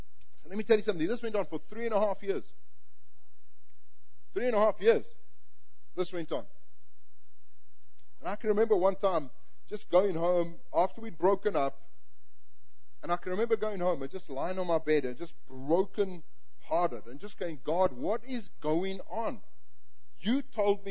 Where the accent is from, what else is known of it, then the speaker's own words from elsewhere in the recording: South Africa; moved away; we're both South African, I'm from the English part and culture